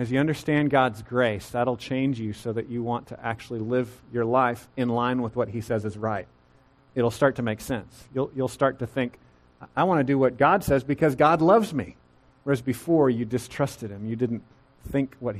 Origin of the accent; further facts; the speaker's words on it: Central Texas, United States; growing up in Central Texas